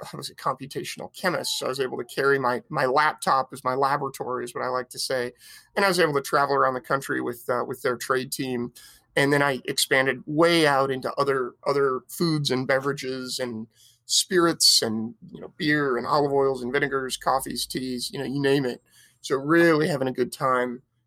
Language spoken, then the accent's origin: English; Petaluma, California, United States; I grew up in Sonoma County in a town called Petaluma, just north of San Francisco